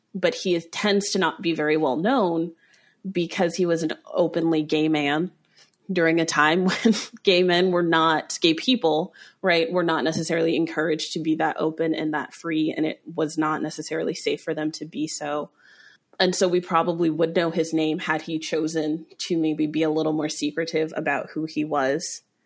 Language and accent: English; Aurora, Colorado, United States; I grew up in Aurora, Colorado.